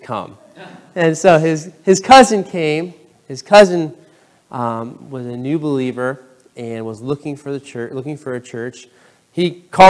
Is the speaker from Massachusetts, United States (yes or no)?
yes; Pittsfield, Massachusetts, United States; moved away as an adult; also born or lived in Brooklyn, New York; now in Bronx, United States; I grew up in Pittsfield, Massachusetts